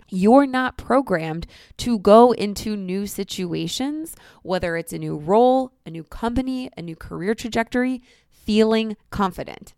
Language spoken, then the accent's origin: English; Northeast Ohio near Cleveland, United States; moved away as an adult; now in New York City, United States; I grew up in Northeast Ohio near Cleveland